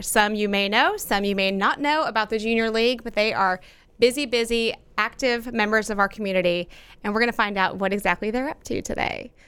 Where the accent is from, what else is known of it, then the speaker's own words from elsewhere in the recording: Plano, Texas, United States; also born or lived in Frisco; As someone who's lived in this area my entire life, um, I grew up in Plano